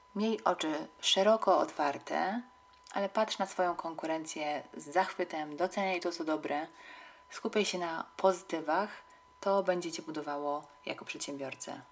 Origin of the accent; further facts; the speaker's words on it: Katowice, Silesian Voivodeship, Poland; w Katowicach, których się wychowałam